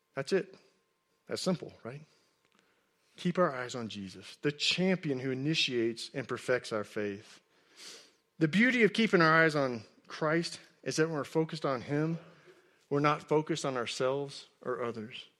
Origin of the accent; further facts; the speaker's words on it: Texas, United States; I grew up in Texas, and I played high school football